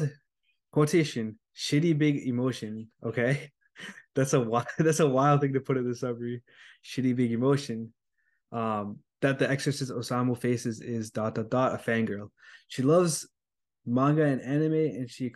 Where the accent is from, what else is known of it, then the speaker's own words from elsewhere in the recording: United States; I'm like a American dude.